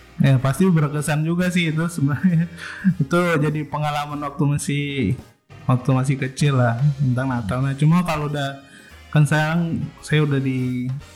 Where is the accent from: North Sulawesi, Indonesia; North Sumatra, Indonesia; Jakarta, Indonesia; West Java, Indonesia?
North Sulawesi, Indonesia; Manado; moved away; waktu masih di Manado nih perayaannya, kan dulu saya ini dari Manado